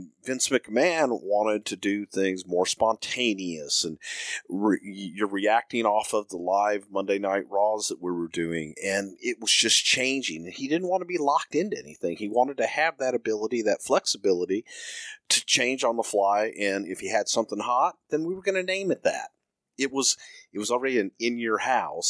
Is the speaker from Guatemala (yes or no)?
no; the South, United States; I'm from the South